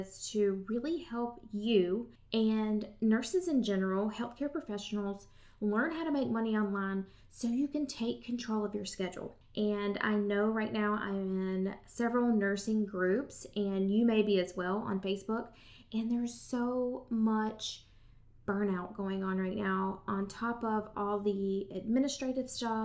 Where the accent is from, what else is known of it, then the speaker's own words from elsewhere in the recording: Southern United States, United States; accent: Southern; my Southern accent